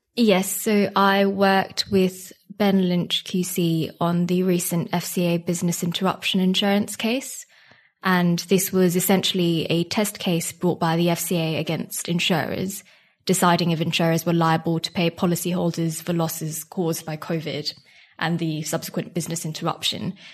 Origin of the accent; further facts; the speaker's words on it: Singapore; moved away as an adult; now in United Kingdom; I'm from Singapore and I came to the U K for university about six years ago now